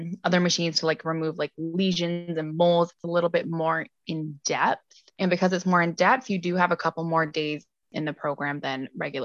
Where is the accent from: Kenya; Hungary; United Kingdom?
United Kingdom; England; moved away; I grew up in England and then I came over